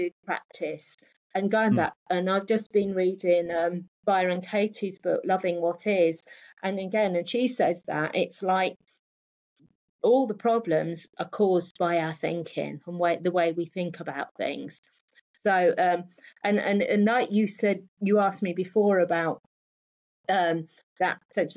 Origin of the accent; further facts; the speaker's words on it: London, United Kingdom; I grew up in London